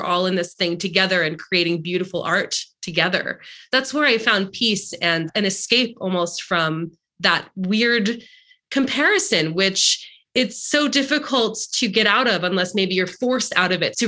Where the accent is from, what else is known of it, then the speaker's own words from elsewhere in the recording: Long Island, New York, United States; But yeah, I grew up in Long Island and I grew up in a community that was very much a keeping up with the Joneses sort of situation.